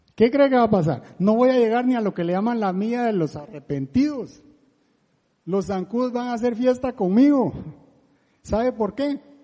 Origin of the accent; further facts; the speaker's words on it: La Gomera, Escuintla, Guatemala; now in Costa Rica; ni soy español, yo soy de Guatemala y ahora medio tico